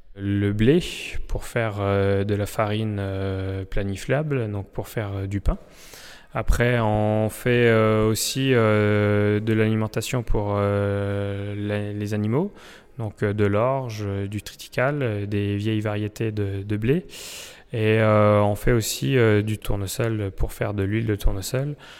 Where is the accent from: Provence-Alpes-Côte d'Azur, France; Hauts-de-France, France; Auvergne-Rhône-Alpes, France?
Auvergne-Rhône-Alpes, France; Saint-Pourçain-sur-Sioule; moved away as an adult; on est originaire euh, du vignoble de Saint-Pourçain, donc euh, revenir euh, là où on a vécu enfant